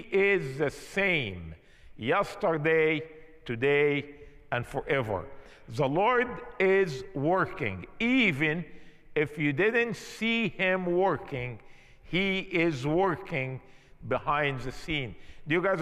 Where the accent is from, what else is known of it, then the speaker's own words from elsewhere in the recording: Egypt; moved away; I'm from Egypt